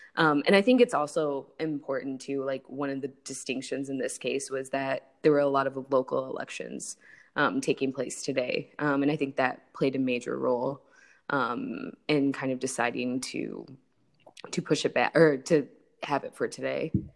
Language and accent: English; South Bend, Indiana, United States; now in Budapest, Hungary; my hometown is the beautiful city of South Bend, Indiana.